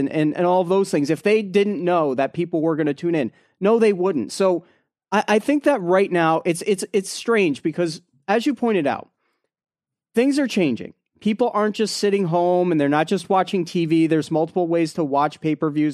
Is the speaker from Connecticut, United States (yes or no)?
yes; Connecticut, United States; we're from Connecticut here